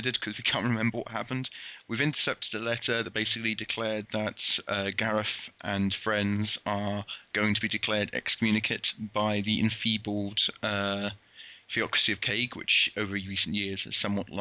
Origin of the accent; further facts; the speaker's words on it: United Kingdom; I'm British